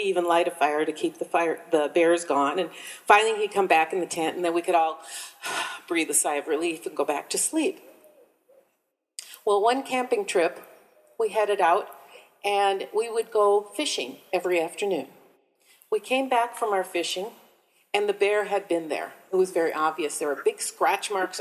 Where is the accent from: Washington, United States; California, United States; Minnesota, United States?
Minnesota, United States; I grew up in Minnesota